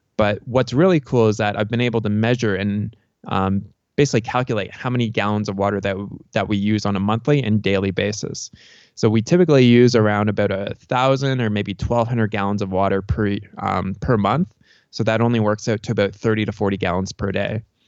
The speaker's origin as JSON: {"language": "English", "country": "Canada", "also_born_or_lived": "Tucson, Arizona", "moved": "yes", "lives_now": "Cochise County, Arizona, United States", "said": "I'm from Canada originally"}